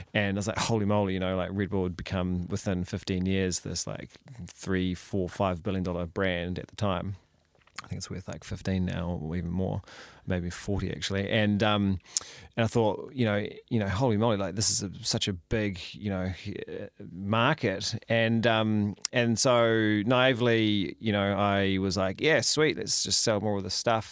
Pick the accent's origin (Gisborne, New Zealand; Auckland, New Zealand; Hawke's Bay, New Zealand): Hawke's Bay, New Zealand; Napier; moved away as an adult; also born or lived in Palmerston North / Christchurch / Wellington; I was born in, um, in Palms North, and then we moved around a bit and eventually settled, uh, when I was quite young, uh, in Hawke's Bay